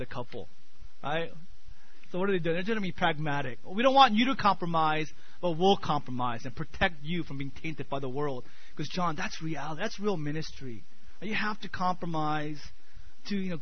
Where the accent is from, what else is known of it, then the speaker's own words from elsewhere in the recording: United States; growing up in America